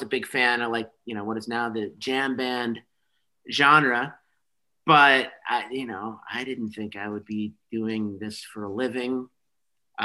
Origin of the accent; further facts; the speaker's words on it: Chicago, Illinois, United States; I moved back home. I'm from Chicago. I moved back home when I was 25.